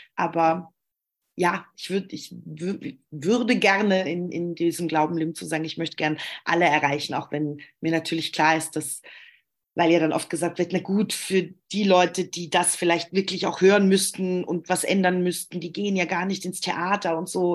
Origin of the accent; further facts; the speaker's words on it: Germany; ich komme aus Deutschland